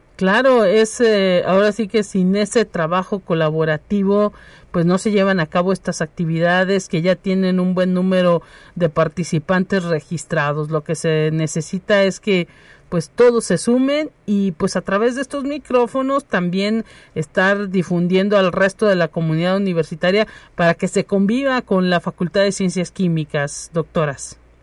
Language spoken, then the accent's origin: Spanish; Mexico; uno como mexicano